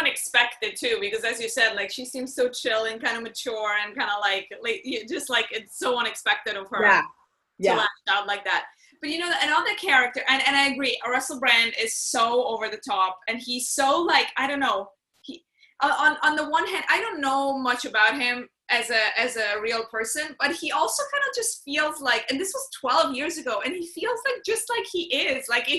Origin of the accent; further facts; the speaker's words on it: London, United Kingdom; I'm from London!